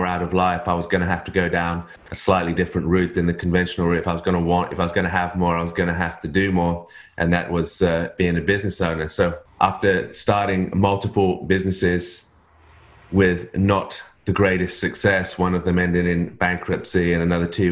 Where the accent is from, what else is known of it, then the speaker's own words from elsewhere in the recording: England, United Kingdom; moved away as an adult; now in Australia; I'm in Australia, but I'm not Australian. My wife's Australian. I'm English.